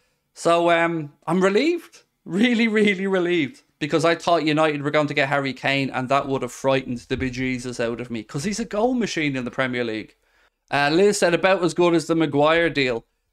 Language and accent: English; Denmark; I'm from Denmark.